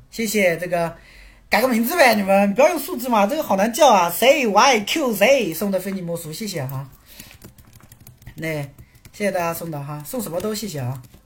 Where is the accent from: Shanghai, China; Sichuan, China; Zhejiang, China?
Zhejiang, China; Quzhou; moved away as an adult; 我家在，你们有没有听过浙江衢州？有没有听过浙江衢州？我老家是衢州的